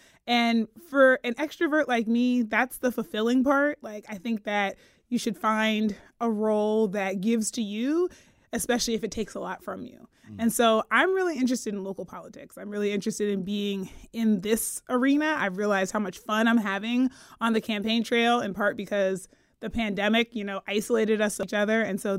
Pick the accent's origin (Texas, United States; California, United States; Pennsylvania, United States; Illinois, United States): Pennsylvania, United States; And I'm from Pennsylvania.